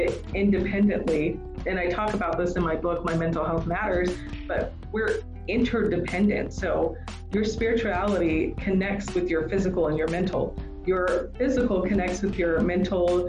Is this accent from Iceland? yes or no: no; the South, United States; I'm from the South